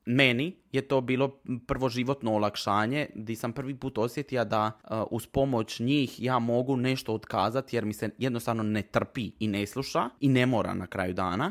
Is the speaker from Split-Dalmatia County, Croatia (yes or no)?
yes; Trogir, Split-Dalmatia County, Croatia; Marija i ja smo odrasli u Trogiru